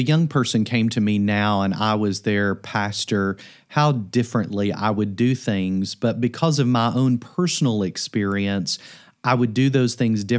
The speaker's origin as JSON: {"language": "English", "region": "Kentucky", "country": "United States", "tie": "born or raised there", "said": "In the context that I grew up in Kentucky, it's thought in many churches that training, mentorship, even seminary is something that perhaps you should not"}